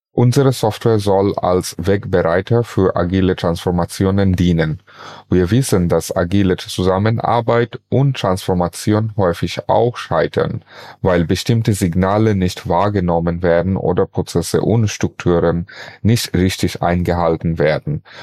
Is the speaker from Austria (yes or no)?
no; Bangladesh; moved away as an adult; also born or lived in Bonn; now in Germany; bereits in meinem Heimatland Bangladesch und seit 2009 in Deutschland